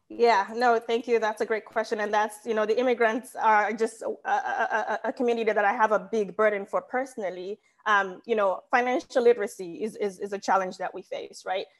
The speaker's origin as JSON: {"language": "English", "country": "Nigeria", "moved": "as an adult", "lives_now": "United States", "said": "I'm Nigerian, but I've lived in America for half my life"}